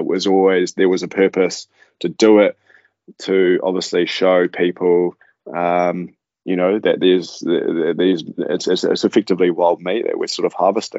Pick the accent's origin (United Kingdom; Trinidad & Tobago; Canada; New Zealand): New Zealand; Manawatū-Whanganui; As a family, we grew up sort of all over the show. We're farmers, so mum and dad were farmers.